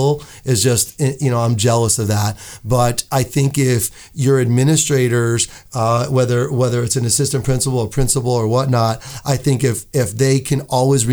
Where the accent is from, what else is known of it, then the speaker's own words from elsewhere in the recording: Buffalo, New York, United States; now in Las Vegas, United States; I'm from Buffalo, but I spent my high school years here at Chaparral High School, go Cowboys, UNLV